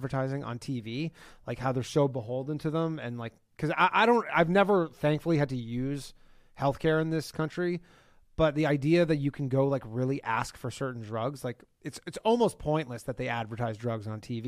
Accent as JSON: {"language": "English", "country": "Canada", "said": "I'm from Canada"}